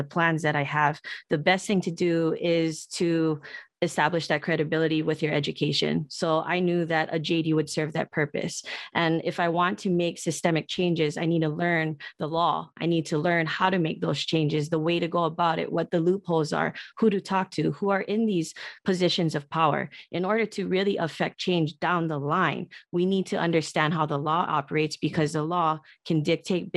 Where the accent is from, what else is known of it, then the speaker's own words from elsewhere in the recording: Honolulu, Hawaii, United States; also born or lived in Los Angeles, California; my education that I was afforded from Punahou and from UCLA